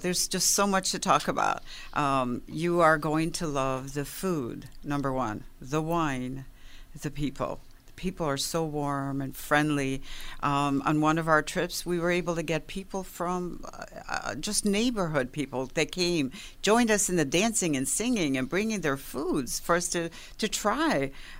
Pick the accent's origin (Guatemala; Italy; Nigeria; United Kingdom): Italy; Campobello di Licata, Sicily; also born or lived in France; now in Western New York, United States; I was born in Sicily, Camobello di Licata.